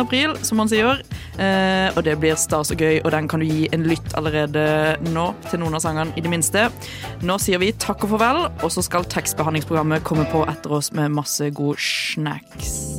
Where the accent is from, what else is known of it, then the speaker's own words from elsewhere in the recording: Sørlandet, Norway; som sørlending